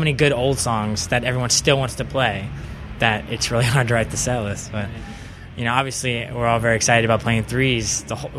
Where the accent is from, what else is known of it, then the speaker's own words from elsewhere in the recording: Richmond, Virginia, United States; also born or lived in Savannah, Georgia; I'm from Richmond, Virginia, and that's basically where I grew up the whole time